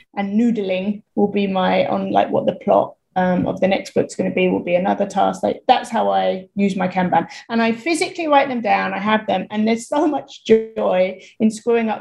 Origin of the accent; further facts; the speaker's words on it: United Kingdom; moved away; also born or lived in Thailand; I'm British